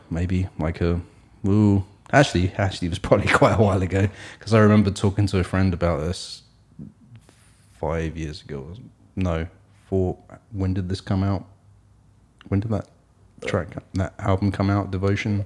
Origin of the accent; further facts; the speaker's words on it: Hastings, South East England, United Kingdom; moved away; Sussex, which is where I am from, this is, I was born in Sussex, in Hastings.